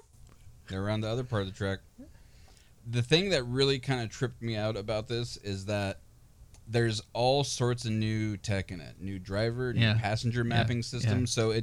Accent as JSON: {"language": "English", "town": "Portland", "region": "Oregon", "country": "United States", "said": "I'm from Northeast Portland, man."}